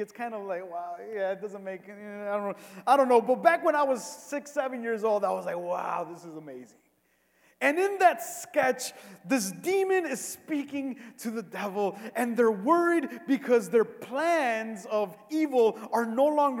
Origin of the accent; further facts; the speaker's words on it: Cicero, Illinois, United States; I grew up in Cicero my entire life